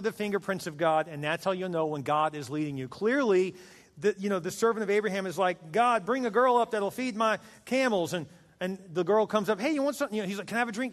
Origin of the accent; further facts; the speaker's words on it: Texas, United States; moved away; I'm from Texas